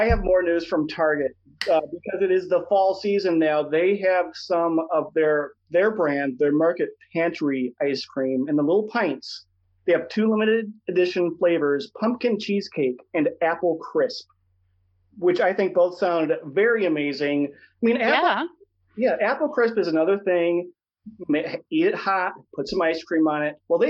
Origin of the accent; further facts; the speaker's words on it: Midwest, United States; Well, I'm from the Midwest.